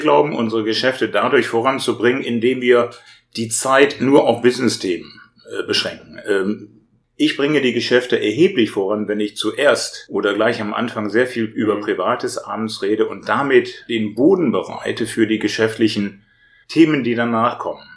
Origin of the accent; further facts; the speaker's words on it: Germany; ich als Deutscher